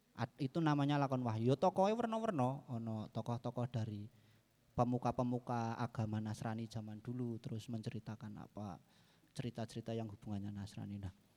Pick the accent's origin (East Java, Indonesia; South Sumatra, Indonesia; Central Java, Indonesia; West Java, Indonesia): Central Java, Indonesia; Banjarnegara; moved away as an adult; also born or lived in Yogyakarta; saya kan asli Banjarnegara. Eh, Banjarnegara, Jawa Tengah. Waktu saya masih di Banjar